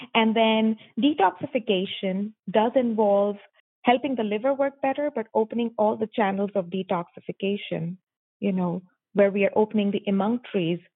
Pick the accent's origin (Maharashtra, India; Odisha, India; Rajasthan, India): Maharashtra, India; Mumbai; moved away as an adult; I am born and raised in Mumbai, India